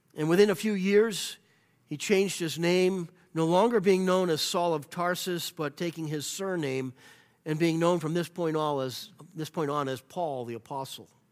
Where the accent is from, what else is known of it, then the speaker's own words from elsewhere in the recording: United States; I am an American because this is where I was born in the land where I love